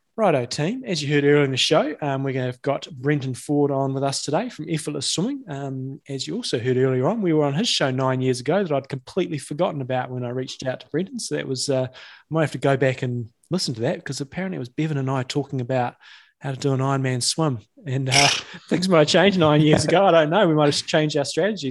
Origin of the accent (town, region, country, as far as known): New Zealand